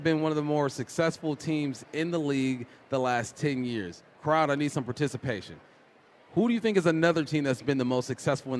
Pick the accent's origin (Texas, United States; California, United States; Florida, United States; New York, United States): California, United States; Los Angeles; moved away as an adult; also born or lived in Pacific Northwest; I grew up in Los Angeles.